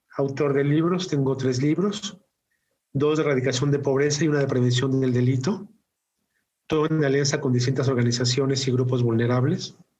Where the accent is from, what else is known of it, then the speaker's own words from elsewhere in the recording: Mexico; also born or lived in Mexico City; mexicano de, nacimiento y vivo, vivo en, la, en la Ciudad de México